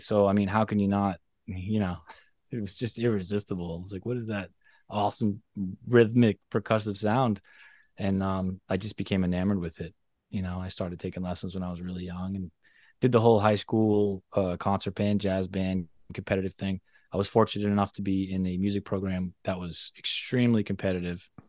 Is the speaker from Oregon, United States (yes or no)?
no; Boston, Massachusetts, United States; I grew up in Boston, very close to Zildjian.